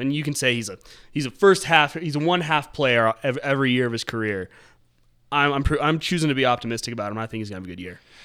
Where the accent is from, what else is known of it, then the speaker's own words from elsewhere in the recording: Monument, Colorado, United States; Growing up in North of Colorado Springs and Monument